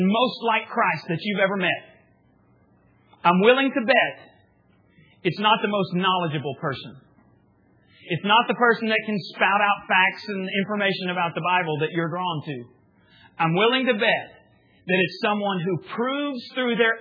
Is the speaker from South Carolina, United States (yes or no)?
no; the Panhandle of Texas, United States; I grew up in the Panhandle of Texas